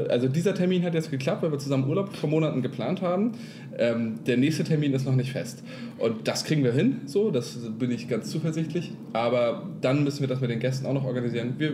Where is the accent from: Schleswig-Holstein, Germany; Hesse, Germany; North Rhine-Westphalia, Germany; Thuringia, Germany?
Schleswig-Holstein, Germany; Kiel; yeah. wir kommen aus Kiel